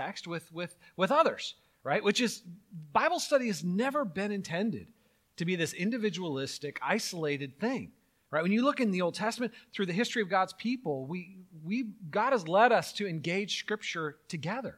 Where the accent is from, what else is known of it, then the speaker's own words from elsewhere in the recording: California, United States; I grew up in California doing earthquake drills